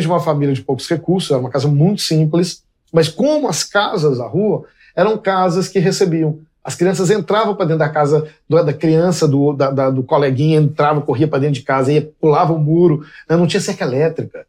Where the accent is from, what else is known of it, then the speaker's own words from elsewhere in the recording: Belo Horizonte, Minas Gerais, Brazil; Porque eu nasci em Belo Horizonte, no, em fins dos, dos anos 60, é, fui uma criança de uma Belo Horizonte que não existe mais